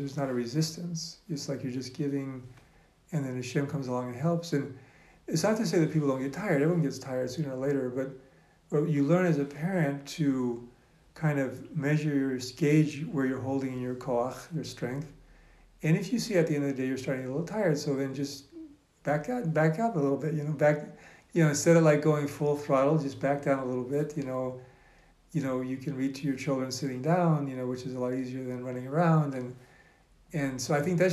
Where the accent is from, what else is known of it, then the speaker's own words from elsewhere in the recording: Alaska, United States; now in Safed, Israel; I grew up in Alaska